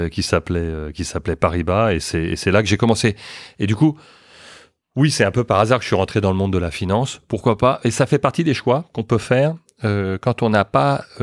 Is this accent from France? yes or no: yes; France; born there; also born or lived in Luxembourg / New York / Boston / London; j'ai vécu, je suis né en France, mais j'ai vécu au Luxembourg, à New York, à Boston, à Londres, et puis maintenant de retour à, Paris.